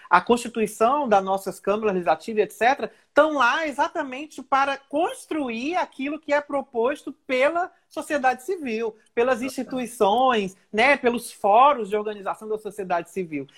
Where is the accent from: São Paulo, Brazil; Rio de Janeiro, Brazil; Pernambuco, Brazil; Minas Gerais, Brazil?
Rio de Janeiro, Brazil; Niterói; eu sou de Niterói